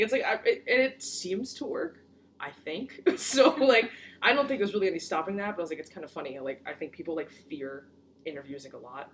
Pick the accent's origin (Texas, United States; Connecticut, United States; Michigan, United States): Connecticut, United States; also born or lived in Brooklyn, New York; I was born in Brooklyn, and then I moved to Connecticut in 2007. So yes, I spent more of my life here than I did anywhere else